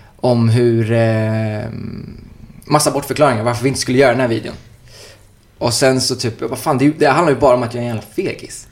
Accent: Uddevalla, Västra Götaland, Sweden; now in Stockholm, Sweden; jag jag kom ju från Uddevalla, det var en liten stad

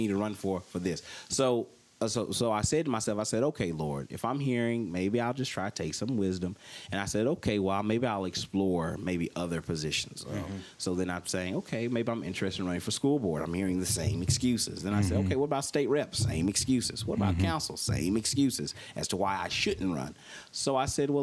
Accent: Mississippi, United States; moved away; Me and my cousins, like I said, growing up in Mississippi

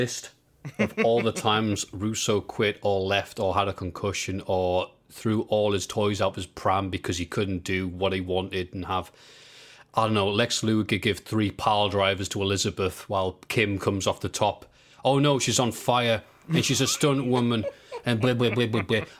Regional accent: Liverpool, North West England, United Kingdom; Bro, I'm from Liverpool.

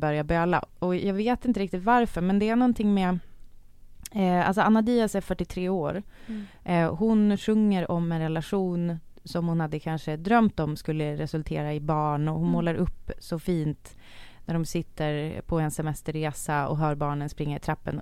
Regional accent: Sweden; vi svenskar

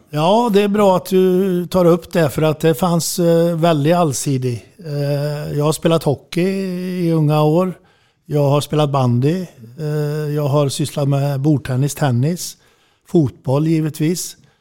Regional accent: Falköping, Västra Götaland, Sweden; Jag bodde i Falköping då

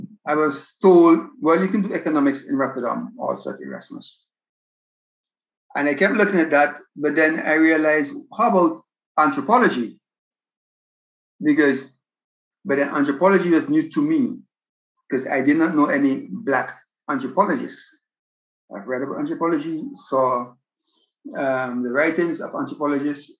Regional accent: St. Vincent & Grenadines; moved away as an adult; also born or lived in Netherlands; now in Aruba; I'm originally from St. Vincent and the Grenadines.

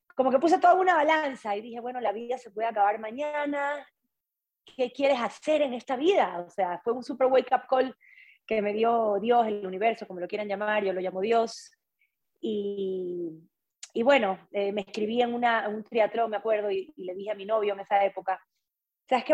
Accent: Ecuador; moved away as an adult; also born or lived in Quito; soy de la costa de Ecuador

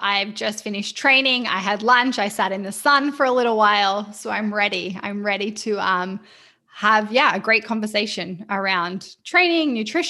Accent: New South Wales, Australia; now in Vancouver, Canada; Yeah, so I am Australian. I have a quite eclectic accent that people sometimes aren't sure, but I grew up near Byron Bay and I've lived in Vancouver in Canada for nearly 5 years. But I am an Australian lizard at heart.

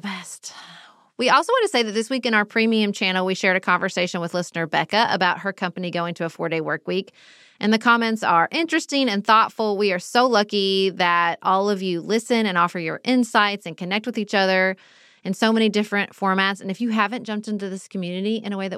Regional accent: Paducah, Kentucky, United States; born or raised there

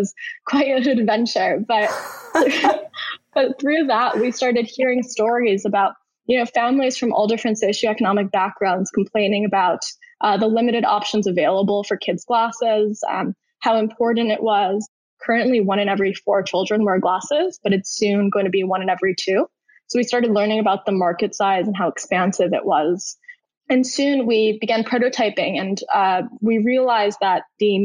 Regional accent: New York City, New York, United States; moved away as an adult; also born or lived in Stanford, California; I'm originally from New York City. I grew up there my entire life.

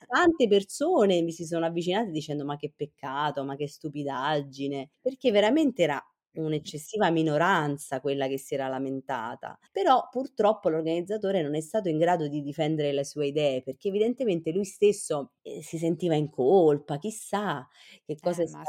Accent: Chieti, Abruzzo, Italy; nella mia terra, io sono abruzzese, sono sì. di Chieti

